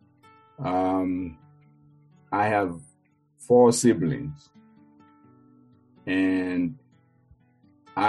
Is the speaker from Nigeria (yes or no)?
yes; Nigeria; moved away; growing up in Nigeria